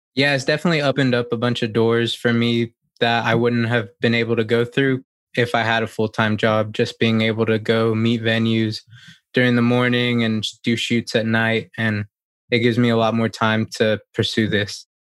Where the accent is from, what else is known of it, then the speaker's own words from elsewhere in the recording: Gainesville, Georgia, United States; I'm from Gainesville, Georgia, in the States, and I'm a wedding photographer.